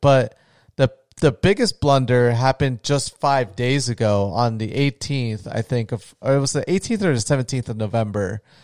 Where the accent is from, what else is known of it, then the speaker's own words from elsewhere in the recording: Florida, United States; I'm from Florida